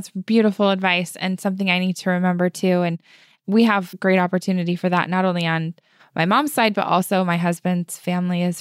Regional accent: Japan; born there; I was born in Japan.

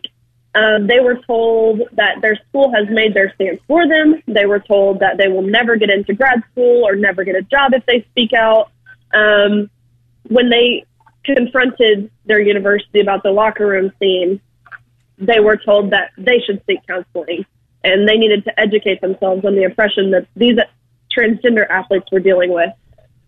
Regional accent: Tennessee, United States; I'm actually from Tennessee, and so I feel like this state was kind of my safe bubble

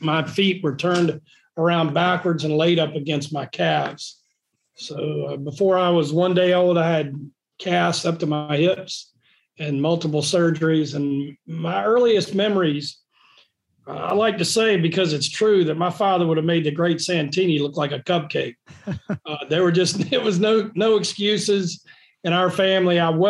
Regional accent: North Carolina, United States; born there; also born or lived in East Coast; I was born in North Carolina, out on the eastern part. My family's from Beaufort County, and grew up and down the East Coast.

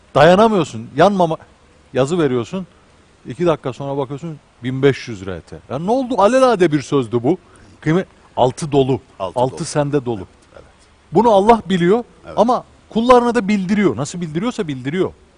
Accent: Ankara, Turkey; ben Ankaralıyım

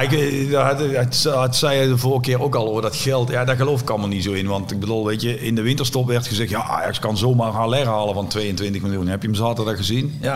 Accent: Netherlands; waar ik geboren ben, in het Bos

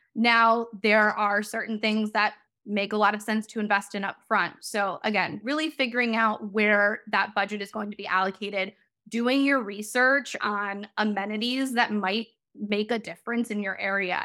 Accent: Chicago, Illinois, United States; now in Long Beach, United States; I'm originally from Chicago. And so, as you might be able to hear, so SoCal living, being able to be outside 24 7 is a very different way of life uh, than how I grew up

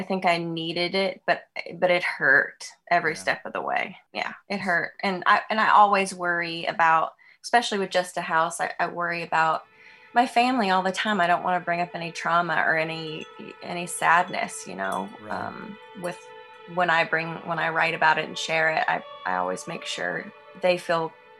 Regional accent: Lawrence, Kansas, United States; It was amazing. I grew up outside of town, and so I got the, you know, it was a college town.

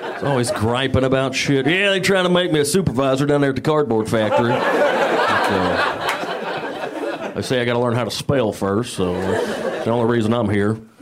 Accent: Georgia, United States; moved away as an adult; now in Los Angeles, United States; I'm from Georgia, the Napa Valley

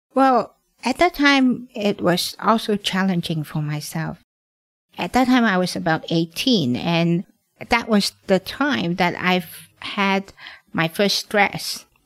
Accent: Hong Kong; I'm born and raised in Hong Kong.

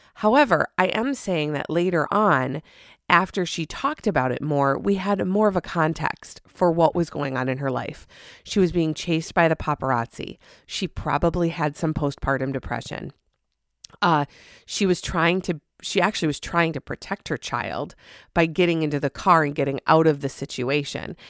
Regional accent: Minnesota, United States; as a Minnesotan

